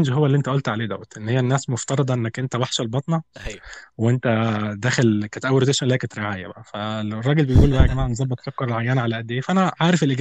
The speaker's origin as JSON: {"language": "Arabic", "country": "Egypt", "said": "فبقول له انا من مصر وانت منين؟"}